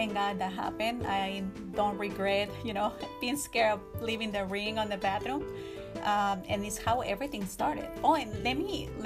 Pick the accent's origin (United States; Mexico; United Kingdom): Mexico; moved away; I was born and raised in Mexico, so I'm a little bit more traditional